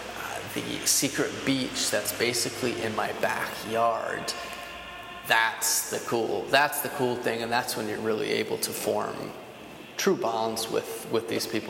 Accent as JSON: {"language": "English", "region": "East Coast", "country": "United States", "said": "Clearly I'm from the East Coast and I know my geography better there"}